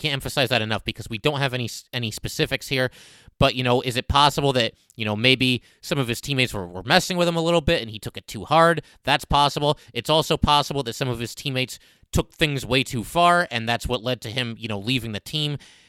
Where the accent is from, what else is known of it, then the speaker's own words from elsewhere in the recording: Connecticut, United States; I got to interview him a bunch of times and we're both from Connecticut